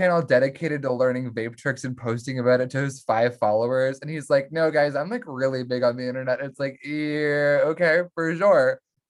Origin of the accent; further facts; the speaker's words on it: California, United States; I'm from California. I'm from a part of California where there are some people that you should not be getting high with because they're the worst human beings on Earth.